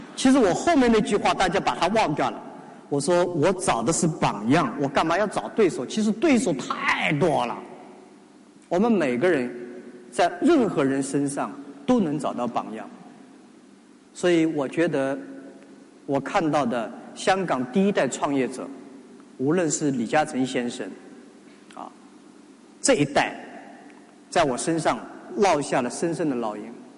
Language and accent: Chinese; China; 作为中国人 中国大陆人